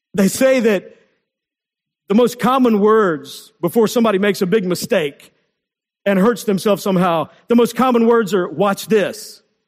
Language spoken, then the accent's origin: English; Texas, United States; When I was in eighth grade, growing up in Texas